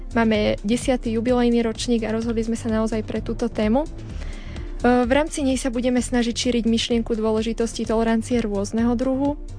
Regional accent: Žilina Region, Slovakia; moved away as an adult; now in Banská Bystrica, Slovakia; ja pochádzam zo Žilinského kraja

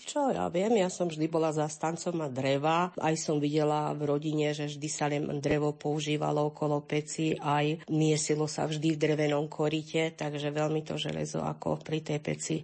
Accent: Hrušov, Banská Bystrica Region, Slovakia; som z Rušova a bývam na Hrušovských lazoch na Lúčky.

